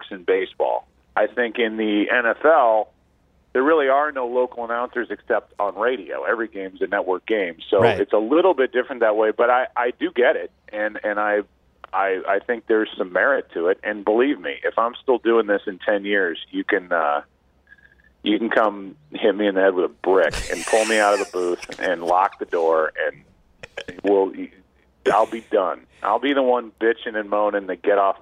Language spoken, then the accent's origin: English; St. Louis, Missouri, United States; I'm from St. Louis